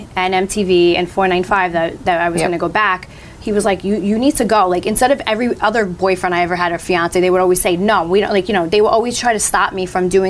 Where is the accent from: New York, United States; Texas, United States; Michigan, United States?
New York, United States; New York City; I'm from Staten Island